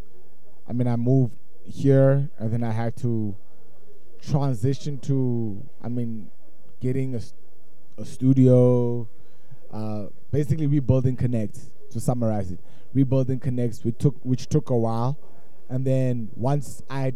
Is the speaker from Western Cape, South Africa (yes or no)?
yes; Cape Town, Western Cape, South Africa; moved away as an adult; now in Johannesburg, South Africa; a kid from Cape Town. I'm from Cape Town.